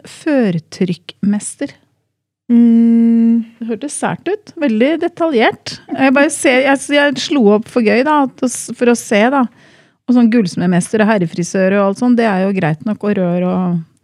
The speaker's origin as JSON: {"language": "Norwegian", "town": "Drammen", "region": "Buskerud", "country": "Norway", "said": "Jeg er jo fra Drammensområdet"}